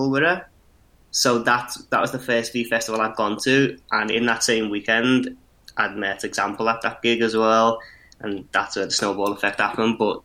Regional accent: Liverpool, North West England, United Kingdom; we're both from Liverpool

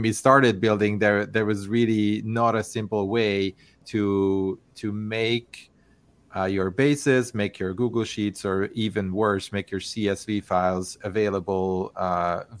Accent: Hungary; moved away as an adult; also born or lived in Barcelona, Spain; now in California, United States; I'm originally from Hungary.

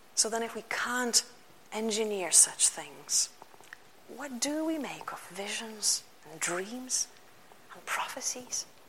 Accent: Lithuania; first language Lithuanian; English is a second language; moved away; Many of you know I come from Lithuania

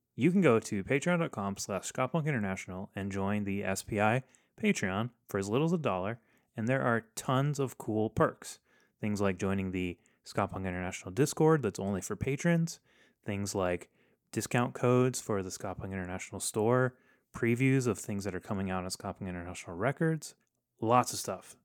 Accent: Texas, United States; growing up in Texas

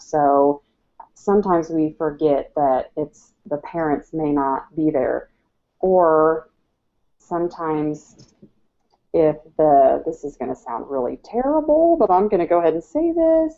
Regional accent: Iowa, United States; moved away; I grew up in Iowa

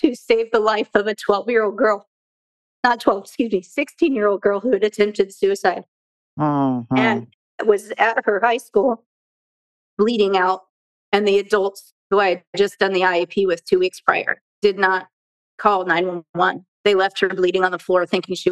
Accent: Southern California, United States; Born and raised in Southern California

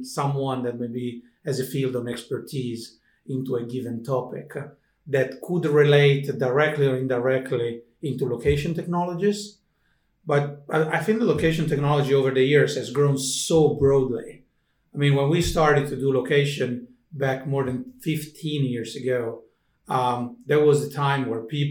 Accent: Italy; moved away as an adult; now in Finland; an Italian living in Finland

